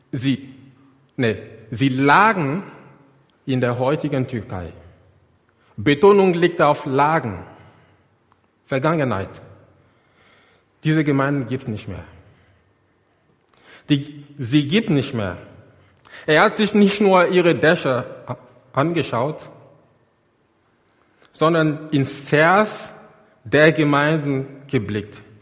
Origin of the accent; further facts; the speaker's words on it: Côte d’Ivoire; Google Earth in die Elfenbeinküste. Seht ihr dieses Gebäude da, ganz in der Mitte? Das ist meine, meine Heimatgemeinde. Dort bin ich groß geworden.